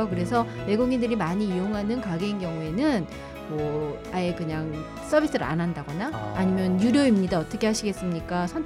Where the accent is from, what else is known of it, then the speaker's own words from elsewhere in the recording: Incheon, South Korea; moved away as an adult; now in Fukuoka, Japan; 집이 이제 인천 출신이거든요.